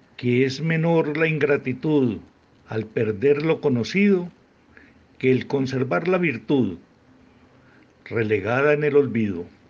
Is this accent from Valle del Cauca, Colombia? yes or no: no; Frontino, Antioquia, Colombia; nacido en Frontino, Antioquia, Colombia